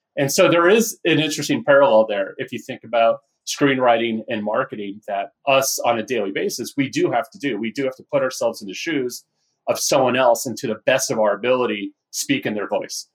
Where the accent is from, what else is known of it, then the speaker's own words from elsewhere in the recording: Northern California, United States; also born or lived in Orange County, California; I grew up in Northern California.